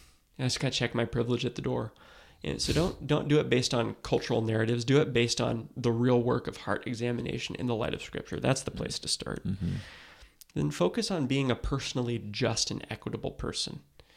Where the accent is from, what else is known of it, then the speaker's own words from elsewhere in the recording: West Coast, United States; For me, you know, I grew up on the West Coast where these things look differently than they do in the South.